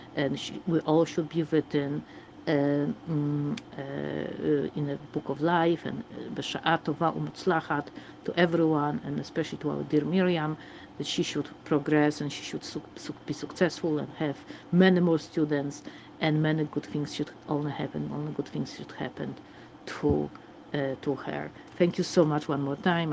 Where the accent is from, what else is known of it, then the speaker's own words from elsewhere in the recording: Warsaw, Masovian Voivodeship, Poland; English is a second language; I also have a little bit of accent, as you can hear. I am from Warsaw, from Poland